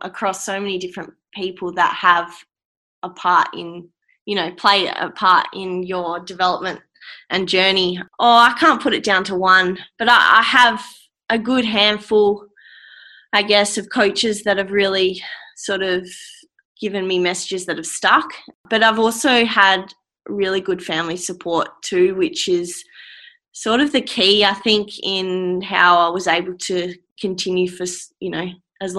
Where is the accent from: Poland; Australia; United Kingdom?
Australia; how damn lucky we are to be from Australia